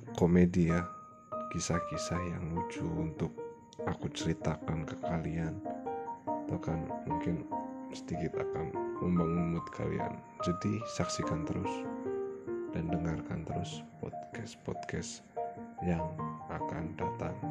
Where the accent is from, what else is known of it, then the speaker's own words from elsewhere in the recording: Purbalingga, Central Java, Indonesia; Aku berasal dari Purbalingga, Jawa Tengah